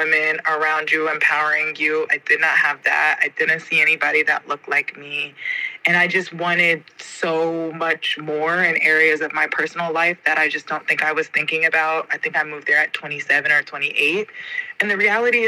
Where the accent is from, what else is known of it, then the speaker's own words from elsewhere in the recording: Atlanta, Georgia, United States; moved away as an adult; also born or lived in Guatemala; I'm from Atlanta, but I just got back from living in Guatemala.